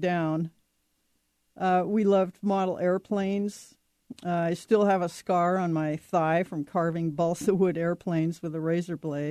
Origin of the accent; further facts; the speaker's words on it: Seattle, Washington, United States; also born or lived in Montana; we moved from Montana out here to Seattle when I was nine